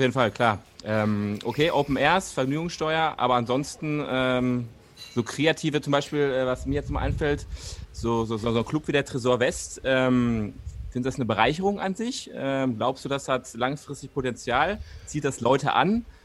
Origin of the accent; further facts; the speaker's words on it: Dortmund, North Rhine-Westphalia, Germany; ich als Dortmunder